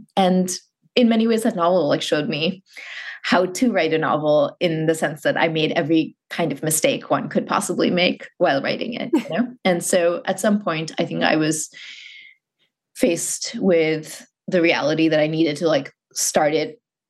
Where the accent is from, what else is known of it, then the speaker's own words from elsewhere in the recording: Muscat, Oman; I grew up in a very particular place and context. I grew up in Muscat, Oman.